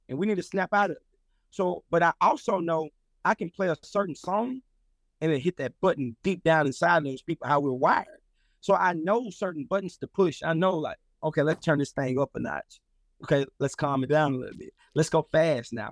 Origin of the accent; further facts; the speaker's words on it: Louisiana, United States; now in Atlanta, United States; I'm from Louisiana